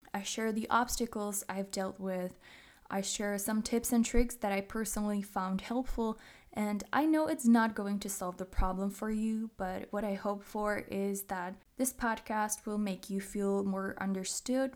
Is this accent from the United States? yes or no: no; Czechia; English is a second language; I am from the Czech Republic, if you didn't know. So English is not my native language